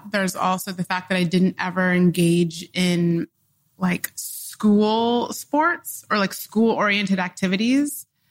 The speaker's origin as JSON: {"language": "English", "region": "Oklahoma", "country": "United States", "tie": "born there", "also_born_or_lived": "Dodge City, Kansas / Illinois / Michigan", "said": "I moved around a lot when I was growing up. I was born in Oklahoma. I moved to Dodge City, Kansas. Then I moved to Illinois, Michigan. Then I moved to Illinois, like a lot of really small towns throughout the middle of the country"}